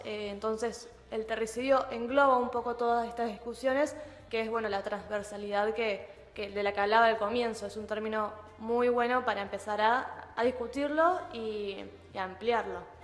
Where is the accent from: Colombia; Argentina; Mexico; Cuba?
Argentina; de nuestro territorio, eh, y también de las personas que lo habitamos